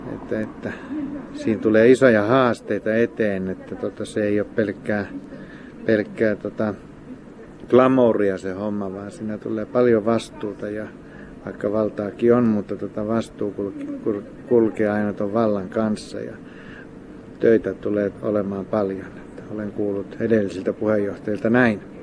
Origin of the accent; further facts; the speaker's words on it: Lappeenranta, South Karelia, Finland; now in Hamina, Finland; Mä oon Lappeenrannasta kotoisin